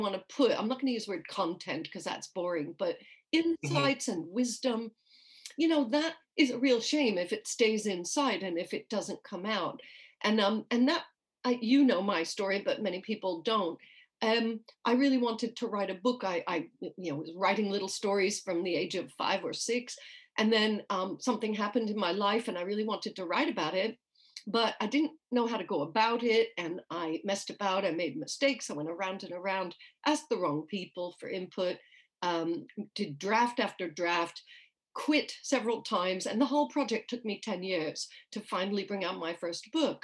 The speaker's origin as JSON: {"language": "English", "region": "New York", "country": "United States", "tie": "born or raised there", "moved": "as an adult", "lives_now": "United Kingdom", "said": "I grew up in New York. So if anybody's hearing a strange accent, that's why. I currently live in the UK"}